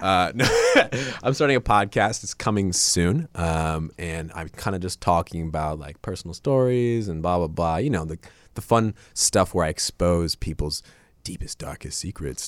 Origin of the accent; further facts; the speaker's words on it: Ohio, United States; also born or lived in Japan; I'm from Ohio